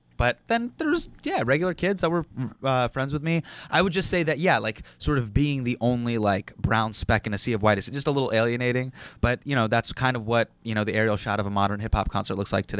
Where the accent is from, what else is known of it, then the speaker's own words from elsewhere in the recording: Davis, California, United States; now in New York City, United States; So I was born in this small town called Davis, California, which is right outside of Sacramento, California.